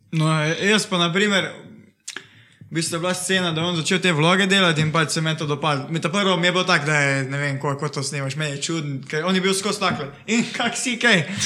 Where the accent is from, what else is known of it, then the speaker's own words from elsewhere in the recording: Šentjur, Savinja, Slovenia; prihajam iz Šentjurja